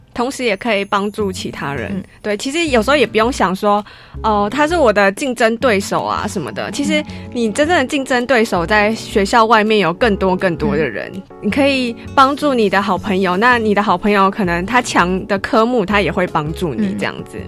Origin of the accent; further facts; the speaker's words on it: Taiwan; accent: Taiwanese (English accent); 我自己的英文口音就是一个，听起来就是一个台湾人